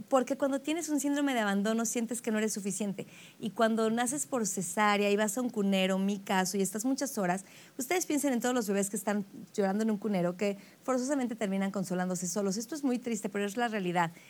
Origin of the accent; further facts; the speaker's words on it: Mexico City, Mexico; De la Ciudad de México. Nací en la Ciudad de México